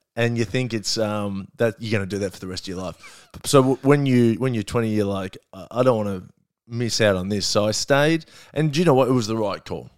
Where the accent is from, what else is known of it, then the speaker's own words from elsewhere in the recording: Melbourne, Victoria, Australia; also born or lived in Perth; I grew up in, um, Glen Iris